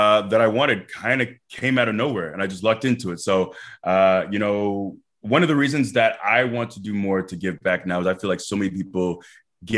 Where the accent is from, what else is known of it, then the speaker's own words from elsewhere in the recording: Tampa, Florida, United States; It's my hometown. You know, I'm born and raised in Tampa. I still live here